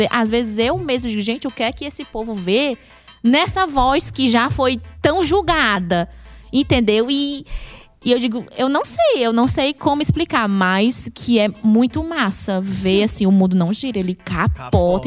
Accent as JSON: {"language": "Portuguese", "town": "Maranguape", "region": "Ceará", "country": "Brazil", "tie": "born or raised there", "said": "eu sou do Maranguape, imediatamente as pessoas já associam. Ah, é a terra do Chico Anísio"}